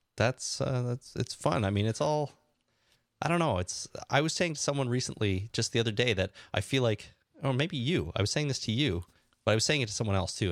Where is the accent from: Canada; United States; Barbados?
Canada; now in Toronto, Canada; I love being Canadian